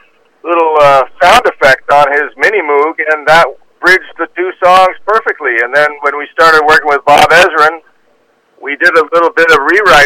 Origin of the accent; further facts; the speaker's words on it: Toronto, Ontario, Canada; and we're from Toronto. Nobody ever says Toronto